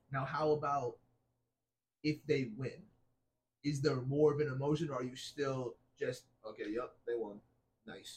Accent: New York, United States; I am American. I, I was born in New York.

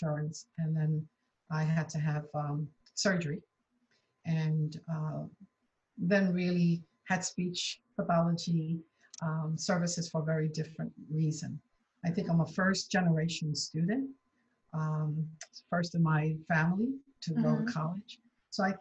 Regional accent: New York City, New York, United States; I grew up in New York City, so I am a native of New York

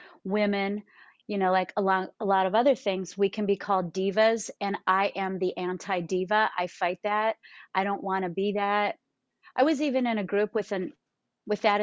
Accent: Maple Grove, Minnesota, United States; I was born in Swedish Hospital in Minneapolis, and then I grew up in a suburb called Maple Grove in Minnesota.

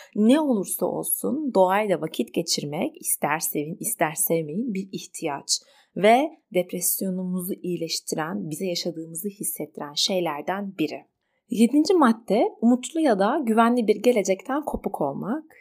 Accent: Turkey; İyi ki bu topraklarda doğduk. Bazen ne kadar öfkelensem bile bu ülkede yaşadığım için kendimi mutlu ve şanslı hissediyorum.

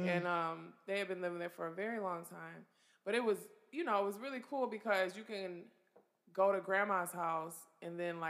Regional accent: Michigan, United States; Like I have family. We grew up like on Gratiot and Mac, and pretty much like my family lives in enclaves wherever they are.

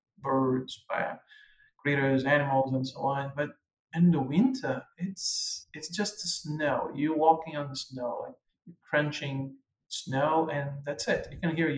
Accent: Brazil; first language Portuguese; English is a second language; moved away as an adult; also born or lived in Angola / Portugal; now in Canada; coming from a country like Brazil

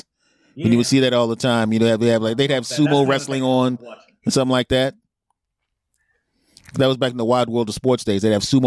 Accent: Philadelphia, Pennsylvania, United States; moved away; I'm originally from Philadelphia

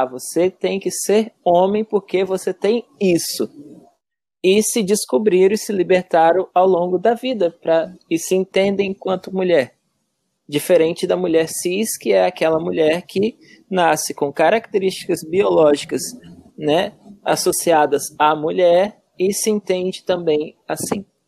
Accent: Cachoeiro de Itapemirim, Espírito Santo, Brazil; now in Santa Catarina, Brazil; Eu sou natural lá de Cachoeiro do Tapemirim. E lá, desde muito pequena, já dançava na escola mesmo

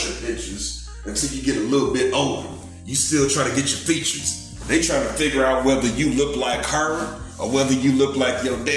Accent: St. Louis, Missouri, United States; I'm from St. Louis, but my peoples is from Biloxi, Mississippi

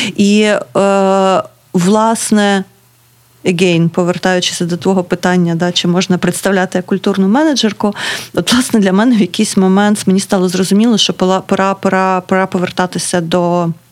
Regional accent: Kryvyi Rih, Dnipropetrovsk Oblast, Ukraine; now in Kharkiv, Ukraine; я з Кривого Рогу

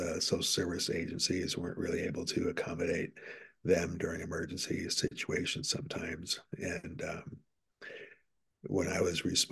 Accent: New York, United States; also born or lived in Washington, D.C. / Connecticut; my family moved to New York, grew up there for a while, attended school

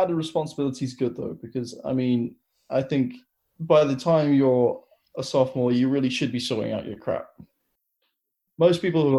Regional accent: London, United Kingdom; moved away as an adult; I'm from London originally

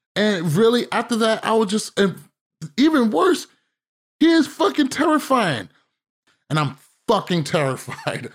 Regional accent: United States; as an American

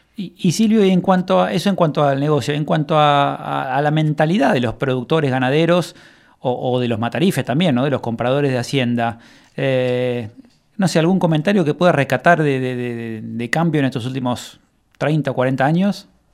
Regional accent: Buenos Aires, Argentina; moved away as an adult; now in Coronel Suárez, Argentina; yo soy de Buenos Aires y, hace ya 10 años me vine a vivir a Suárez

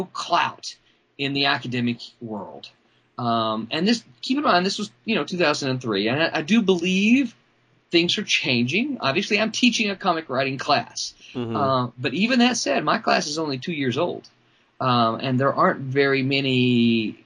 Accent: Mississippi, United States; also born or lived in Arkansas; I'm a proud Mississippian

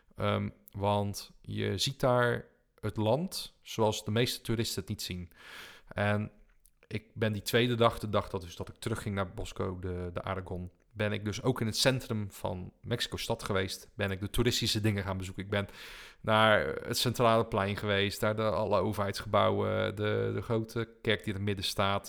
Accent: Netherlands; als Nederlander

